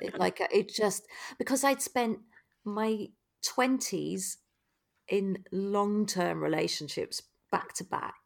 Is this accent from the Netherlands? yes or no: no; United Kingdom; we as British people